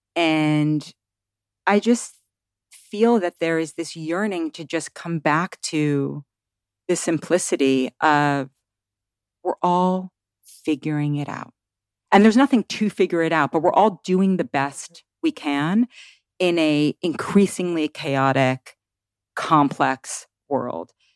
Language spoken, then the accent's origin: English; New York City, New York, United States; moved away as an adult; now in Tennessee, United States; I grew up in Manhattan and I moved to the woods of Tennessee